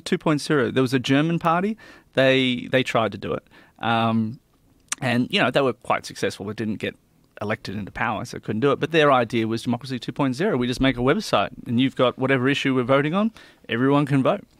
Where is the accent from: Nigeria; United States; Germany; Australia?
Australia; we as Australian people